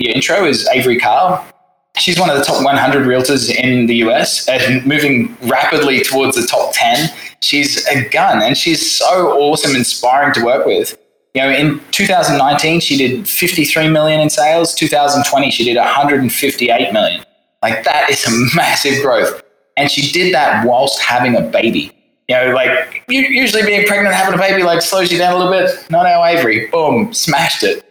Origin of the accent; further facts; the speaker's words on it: Australia; moved away as an adult; also born or lived in London, United Kingdom; now in Saigon, Vietnam; I'm from the little island home of Australia.